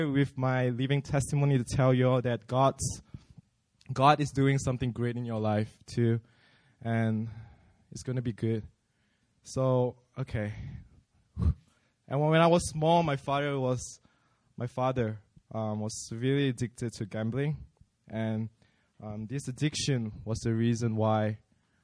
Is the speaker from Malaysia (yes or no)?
yes; Malaysia; moved away as an adult; now in South Korea; I'm from Malaysia.